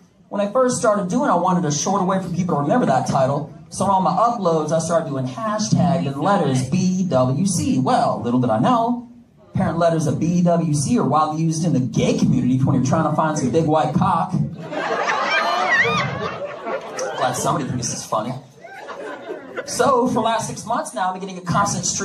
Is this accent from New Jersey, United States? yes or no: no; Connecticut, United States; also born or lived in Washington, D.C. / Russia; now in Texas, United States; I am not Russian. I am from Connecticut